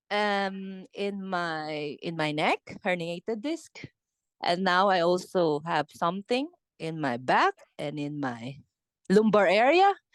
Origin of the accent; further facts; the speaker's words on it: Philippines; English is a second language; moved away; my, my my accent because I'm I'm I'm from Philippines